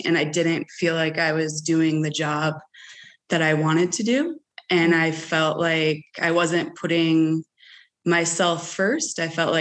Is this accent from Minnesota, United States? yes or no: yes; Minnesota, United States; moved away as an adult; also born or lived in Portland, Oregon; now in Bend, United States; I'm from Minnesota. My husband and I moved to Oregon 15 years ago.